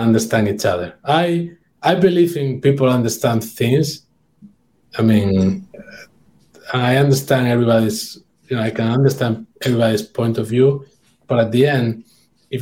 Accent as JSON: {"language": "English", "area": "near San Sebastian", "region": "Basque Country", "country": "Spain", "tie": "born or raised there", "moved": "yes", "said": "San Sebastian is very close to my hometown"}